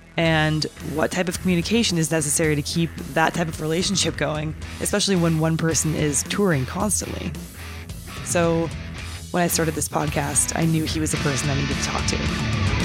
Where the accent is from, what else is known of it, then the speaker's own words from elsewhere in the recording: about an hour and a half south of Chico, NorCal, California, United States; I'm from about an hour and a half south of Chico.